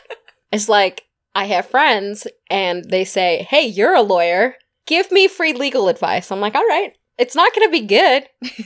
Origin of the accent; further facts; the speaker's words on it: California, United States; I mean, we're from California, right?